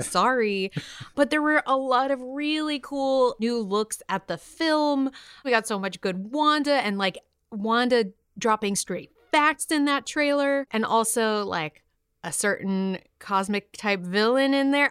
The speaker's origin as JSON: {"language": "English", "region": "New York", "country": "United States", "said": "I'm from New York"}